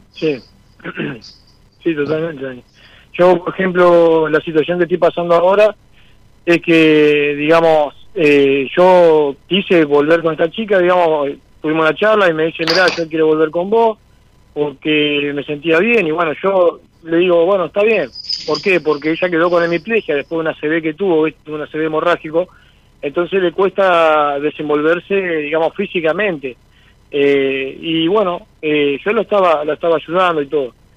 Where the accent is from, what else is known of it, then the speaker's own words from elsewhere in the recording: Santa Rosa de Calchines, Santa Fe, Argentina; soy de Santa Fe, Santa Rosa de Calchines, en un pueblito que está a 40 kilómetros de Santa Fe